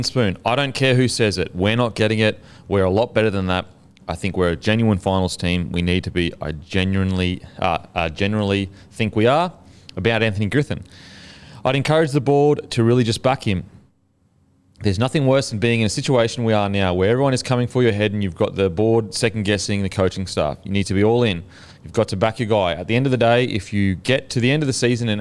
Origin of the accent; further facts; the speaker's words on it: Queensland, Australia; me being a Queenslander